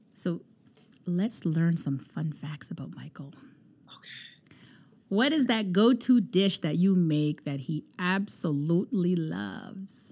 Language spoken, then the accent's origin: English; Canada; we're from Canada